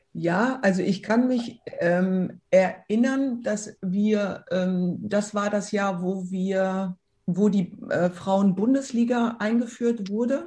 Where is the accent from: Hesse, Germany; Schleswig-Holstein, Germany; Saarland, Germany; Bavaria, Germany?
Hesse, Germany; Frankfurt; Frankfurt äh, war immer meine Heimat und da bin ich groß geworden